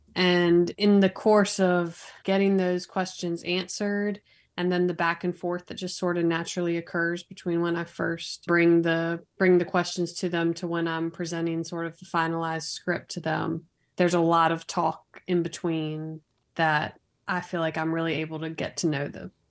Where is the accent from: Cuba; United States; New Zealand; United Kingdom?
United States; Raleigh, North Carolina; I was born and raised here in Raleigh, North Carolina, the capital.